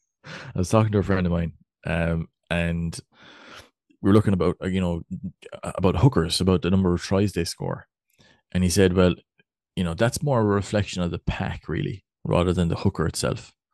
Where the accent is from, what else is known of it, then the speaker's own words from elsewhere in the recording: West Cork, Munster, Ireland; accent: West Cork; my, my, my West Cork accent